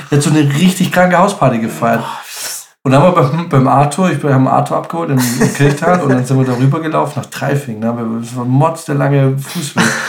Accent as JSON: {"language": "German", "town": "Munich", "region": "Bavaria", "country": "Germany", "said": "ich bin aus München."}